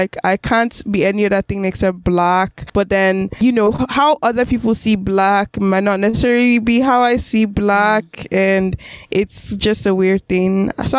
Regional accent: Nigeria; now in Canada; I'm Nigerian. Of course I'm an immigrant, right? Or I'm planning to become an immigrant. I'm immigrant

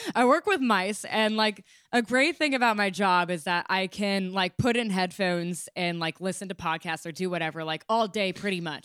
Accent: California, United States; moved away; I grew up in California

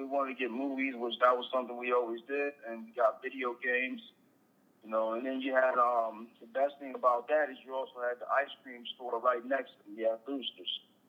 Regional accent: Chesterfield, Virginia, United States; It was pretty simple. It's not much going on.

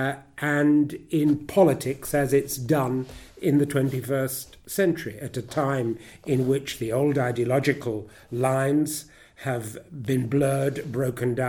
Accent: Ghana; also born or lived in South Africa; now in United Kingdom; as a child growing up in West Africa, in the Gold Coast, and then Ghana

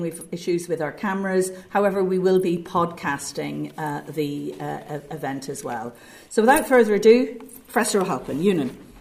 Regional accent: Belfast, Northern Ireland, United Kingdom; I'm from Belfast

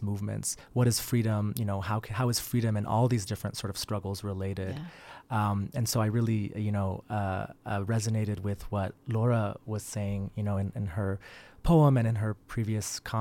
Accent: Salt Lake City, Utah, United States; I was born here in Salt Lake City. To Iranian immigrant parents

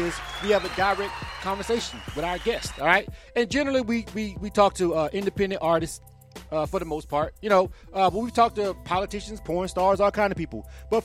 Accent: Panama City, Florida, United States; now in Atlanta, United States; I'm from Panama City, Florida, and I tell people that all the time, even though I've been in Atlanta over 25 years.

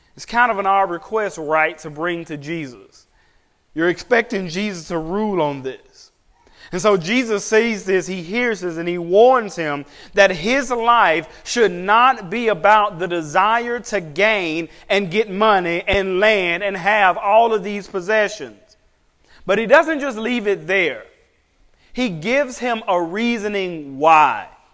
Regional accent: United States; as an American pastor

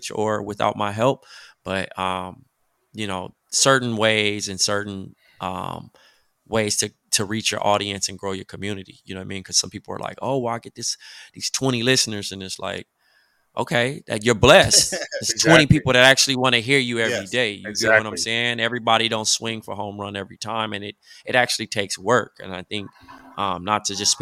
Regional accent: Compton, California, United States; my hometown of Compton

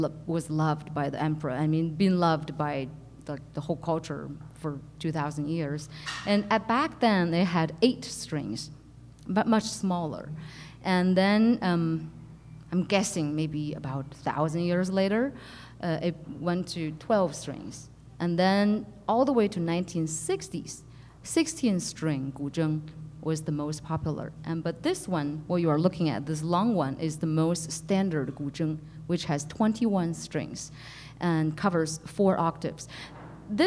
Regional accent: Beijing, China; moved away as an adult; now in United States; I'm originally from Beijing. Was born and raised in Beijing, and came to the States when I was in sophomore year to study music

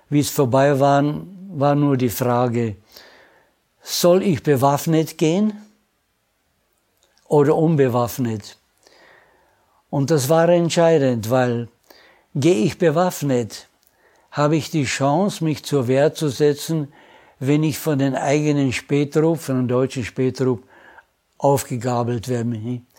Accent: Prague, Czechia; born there; also born or lived in Austria; habe gesagt, ich bin ein Österreicher. Gibt es eine Einheit?

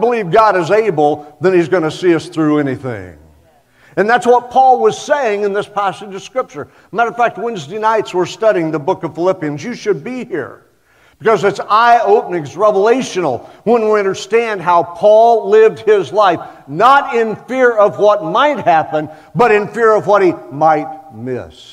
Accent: Oklahoma, United States; I'm from Oklahoma

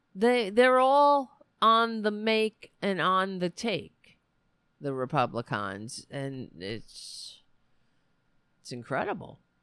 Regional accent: New York City, New York, United States; I grew up on Staten Island.

